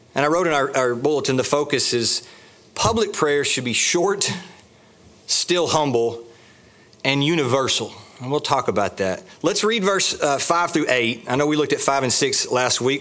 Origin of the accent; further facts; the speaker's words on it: the South, United States; We're from the South